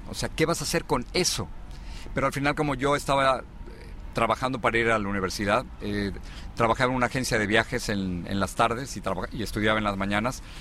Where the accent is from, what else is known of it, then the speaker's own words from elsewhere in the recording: Mexico City, Mexico; moved away as an adult; also born or lived in Los Angeles / Miami; now in United States; me tocó eh, en la Ciudad de México y mm, crecí en el al norte de la Ciudad de México